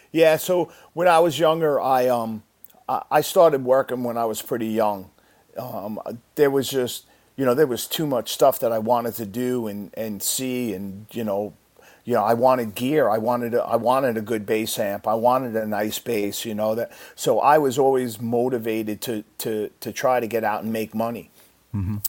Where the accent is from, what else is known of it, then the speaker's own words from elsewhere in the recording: Deer Park, New York, United States; I grew up in in Long Island, New York, a little town called Deer Park